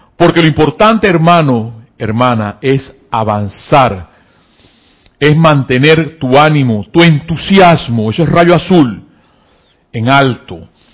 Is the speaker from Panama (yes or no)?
yes; Panama; acá en mi país, Panamá